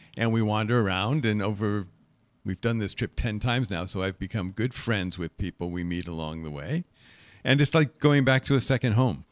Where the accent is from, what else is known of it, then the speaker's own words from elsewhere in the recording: Middlebury, Connecticut, United States; moved away; also born or lived in Berkeley; I was raised in the Congregational Church in Middlebury, Connecticut